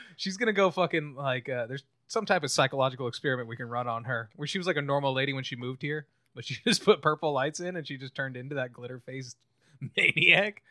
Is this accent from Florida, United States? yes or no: no; California, United States; California natives, uh, we're both Cali natives